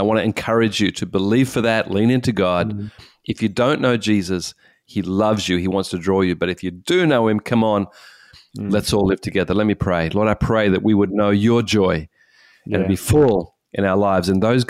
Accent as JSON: {"language": "English", "country": "Australia", "said": "as an Australian, and I don't know about South Africa, but Australia, there's a high thing about this."}